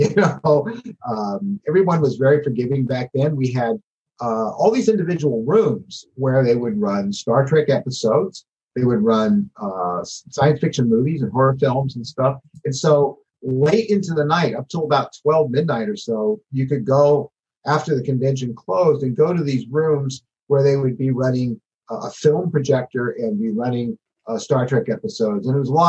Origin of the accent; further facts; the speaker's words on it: San Francisco, California, United States; moved away as an adult; also born or lived in North Hollywood; I grew up in San Francisco.